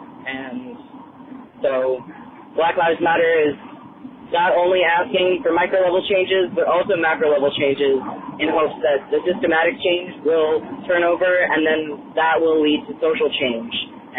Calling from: Columbus, Ohio, United States; Hi, Todd. … I am from Columbus, Ohio.

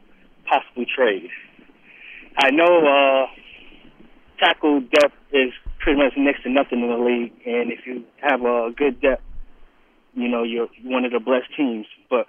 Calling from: Atlanta, Georgia, United States; in Atlanta.

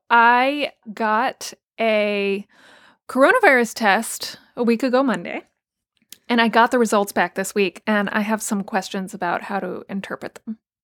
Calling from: New York City, New York, United States; I'm calling from Brooklyn, New York.

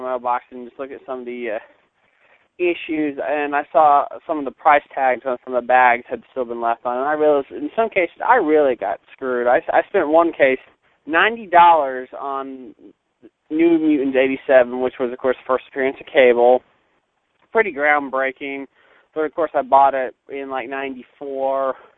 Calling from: Knoxville, Tennessee, United States; Now, of course, I'm calling from Knoxville, current home of the highest gas prices in the country.

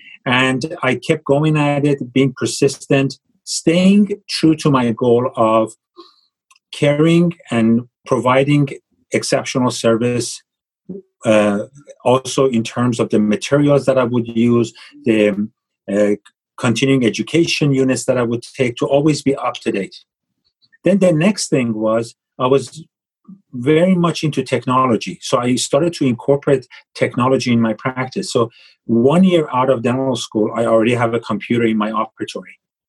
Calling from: Los Angeles, California, United States; I am calling from Los Angeles, and my office is in Beverly Hills, but just a couple of blocks away.

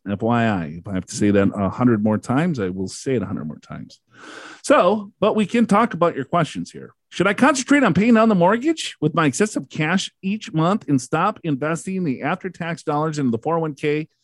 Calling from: California, United States; And I'm from California.

